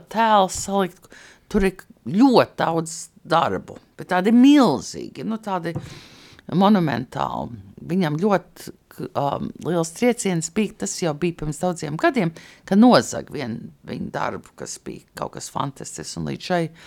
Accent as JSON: {"language": "Latvian", "region": "New York", "country": "United States", "tie": "born or raised there", "also_born_or_lived": "New Jersey / California", "moved": "as an adult", "lives_now": "Latvia", "said": "es uzaugu gan Ņujorkā, gan Pārdaugavā saucamā Ņūdžersijā"}